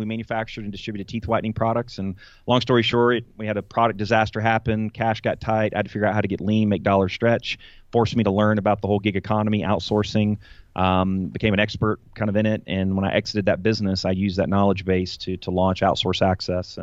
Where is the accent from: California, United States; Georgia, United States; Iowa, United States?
Georgia, United States; Atlanta; I'm a native of Atlanta, Georgia